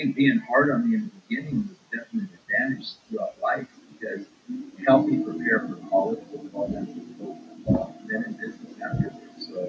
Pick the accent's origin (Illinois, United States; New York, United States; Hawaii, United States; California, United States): California, United States; Torrance; I was born in Torrance, and I was the last child that came about 10 years later, 15 years later from my other siblings.